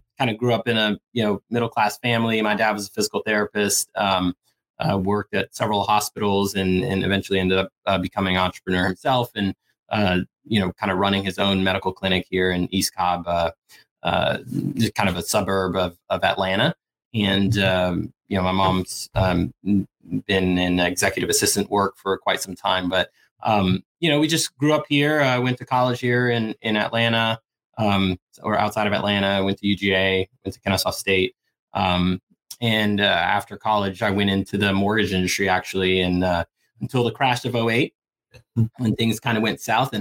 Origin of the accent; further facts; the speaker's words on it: Suriname; I was born in Suriname. It's a small country north of Brazil, former Dutch Guyana